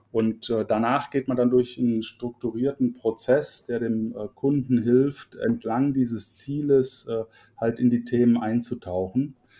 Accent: Cologne, North Rhine-Westphalia, Germany; also born or lived in Middle Franconia, near Nuremberg; ich bin gebürtiger Mittelfranke aus der Nähe von Nürnberg, aber bin da mit zwei Jahren dann schon äh, verschickt worden nach Köln ähm, und bin also in Köln groß geworden

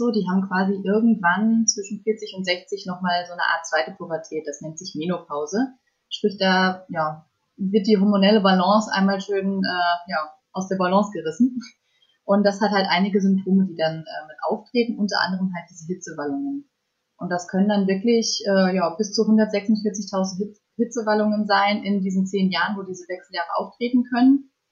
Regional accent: Fulda, Hesse, Germany; ich bin 24 Jahre alt und ich komme aus Fulda.

